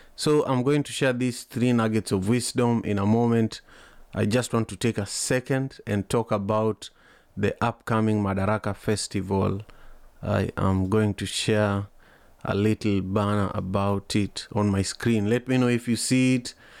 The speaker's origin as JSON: {"language": "English", "town": "Kisumu", "region": "Kisumu County", "country": "Kenya", "tie": "born or raised there", "moved": "yes", "lives_now": "Seattle, United States", "said": "where I was growing up in Kenya, in Kisumu"}